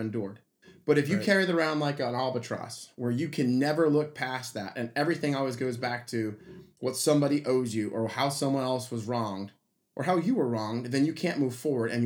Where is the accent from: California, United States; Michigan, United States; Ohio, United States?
Ohio, United States; Cleveland Heights; moved away; I'm from Cleveland Heights. That's a 70% black neighborhood